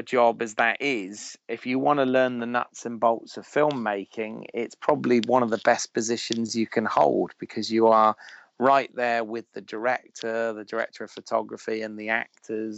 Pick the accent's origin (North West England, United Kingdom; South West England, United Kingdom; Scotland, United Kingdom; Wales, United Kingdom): South West England, United Kingdom; Bournemouth; also born or lived in United States; I'm from Bournemouth